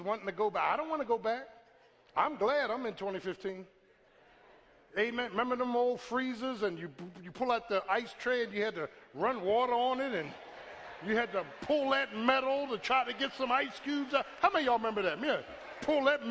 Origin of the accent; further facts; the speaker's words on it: Philadelphia, Pennsylvania, United States; I'm from South Philly